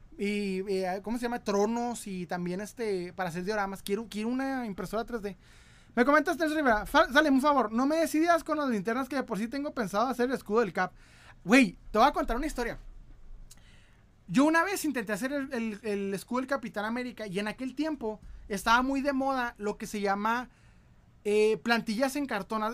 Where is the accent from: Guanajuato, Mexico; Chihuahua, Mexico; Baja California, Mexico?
Chihuahua, Mexico; Ciudad Juárez; yo soy de Ciudad Juárez.